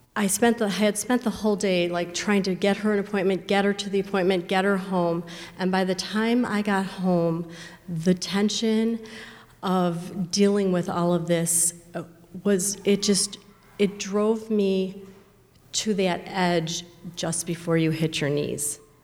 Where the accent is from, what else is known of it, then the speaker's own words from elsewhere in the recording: Chicago, Illinois, United States; I grew up in the Chicago area.